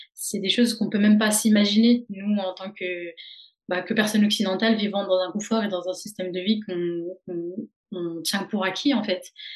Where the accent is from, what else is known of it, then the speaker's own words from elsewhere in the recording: Dijon, Bourgogne-Franche-Comté, France; moved away as an adult; also born or lived in Caen; now in Rennes, France; je viens de Dijon en Bourgogne où j'ai fait toute ma licence de psychologie